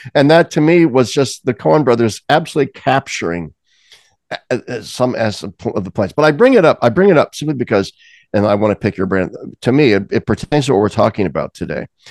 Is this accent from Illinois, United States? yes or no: no; Lincoln, Nebraska, United States; I grew up in Nebraska